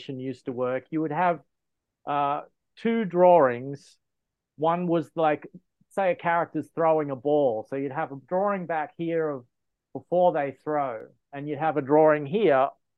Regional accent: Australia; moved away as an adult; now in United States; I'm originally from Australia

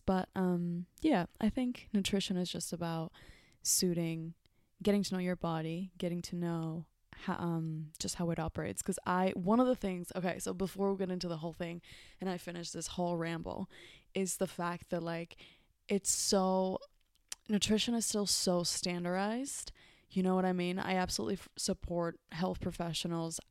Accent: Mexico; moved away; growing up in Mexico, I would see food as, um, part of my culture

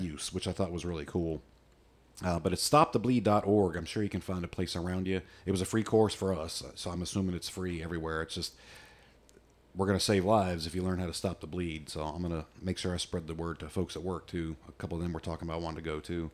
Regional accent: United States; I'm an American redneck

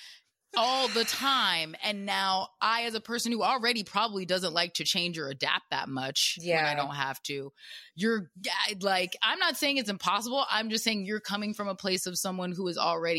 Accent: the South, United States; I grew up in the South

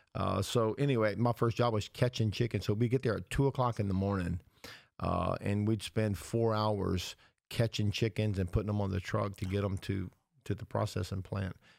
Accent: the South, United States; our boyhood memories of growing up in the South

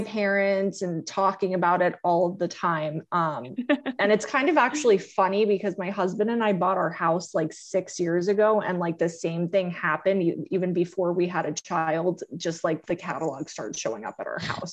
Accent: Fort Lauderdale, Florida, United States; I grew up in Fort Lauderdale, Florida

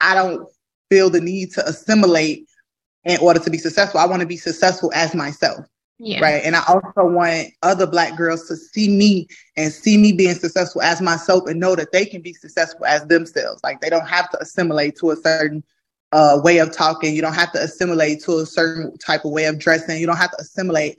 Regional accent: Chicago, Illinois, United States; I'm from the south side of Chicago. I'm from the Ada B. Wells Project, born and raised.

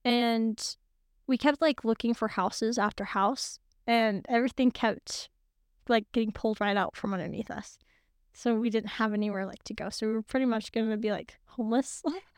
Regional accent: Missouri, United States; moved away; Well, I grew up in Missouri.

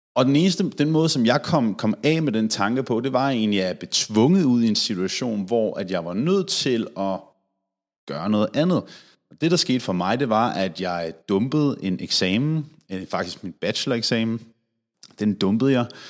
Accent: Denmark; her hjemme i Danmark

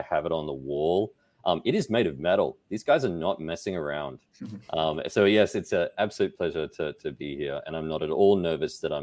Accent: Australia; I'm Australian.

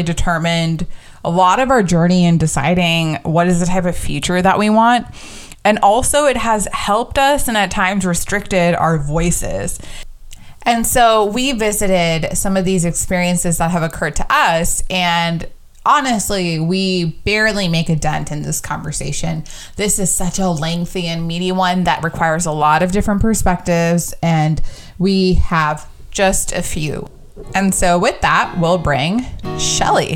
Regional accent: United States; as Indian American women

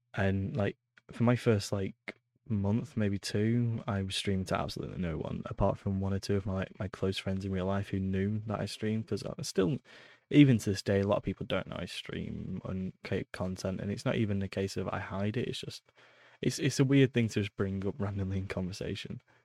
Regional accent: Preston, North West England, United Kingdom; moved away; I grew up in a town in England called Preston.

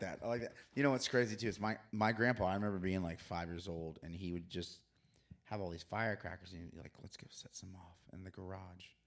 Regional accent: Florida, United States; growing up in Florida

